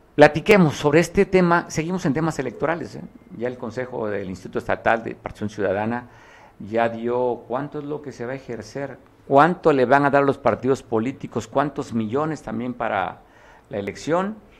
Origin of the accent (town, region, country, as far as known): Guerrero, Mexico